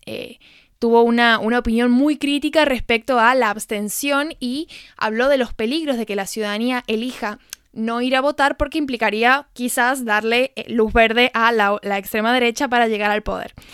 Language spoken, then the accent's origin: Spanish; Argentina; argentina que desconocía completamente de qué se tratan las fiestas en Alcoy